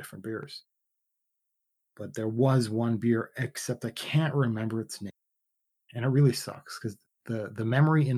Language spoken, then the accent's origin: English; Canada; I'm Canadian